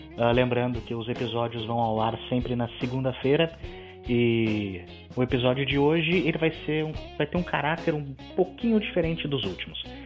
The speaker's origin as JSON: {"language": "Portuguese", "region": "Rio Grande do Sul", "country": "Brazil", "said": "eu sou do Rio Grande do Sul, dei aula no Rio Grande do Sul"}